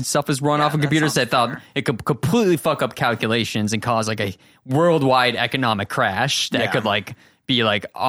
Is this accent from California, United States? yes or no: no; Massachusetts, United States; 15 male Massachusetts